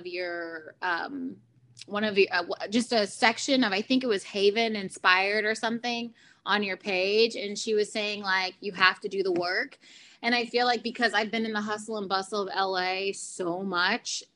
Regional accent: Houston, Texas, United States; I was born in Houston, Texas, to the parents of Cheryl and Mark

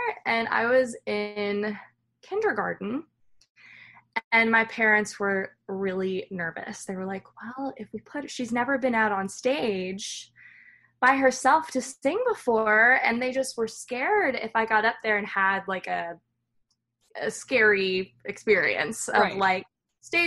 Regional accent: Loudoun County, Northern Virginia, United States; moved away as an adult; also born or lived in Nashville, Tennessee; I grew up in Northern Virginia in Loudoun County and lived there my whole life.

